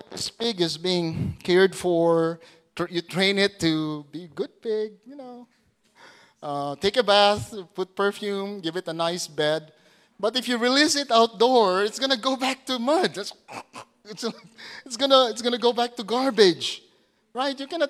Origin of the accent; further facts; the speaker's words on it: Putik, Zamboanga Peninsula, Philippines; moved away; The name of our hometown back in Zamboanga, it's putik.